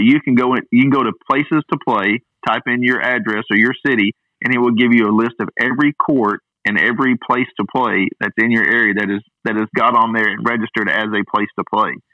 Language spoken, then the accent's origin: English; Hot Springs, Arkansas, United States; his high school is here in my hometown. This is where he grew up in Hot Springs.